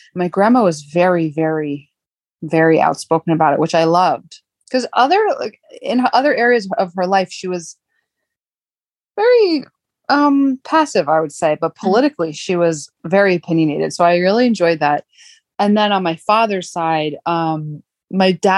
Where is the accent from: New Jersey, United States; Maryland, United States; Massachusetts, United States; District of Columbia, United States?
New Jersey, United States; Jersey Shore; I grew up like an hour outside of New York City on the Jersey Shore area